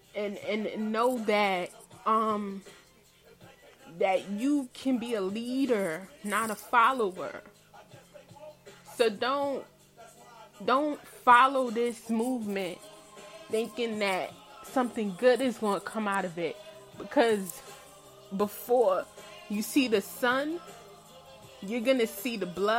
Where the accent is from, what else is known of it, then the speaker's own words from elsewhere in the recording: New York City, New York, United States; I'm from Brooklyn, Brooklyn, New York, Bed-Stuy.